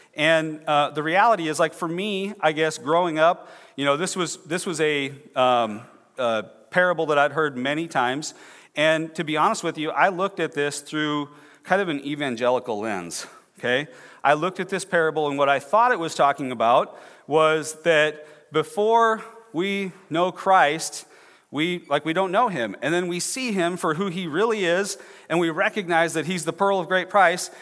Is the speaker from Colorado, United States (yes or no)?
no; Clear Lake, Iowa, United States; I'm from, uh, north central Iowa, I'm from Clear Lake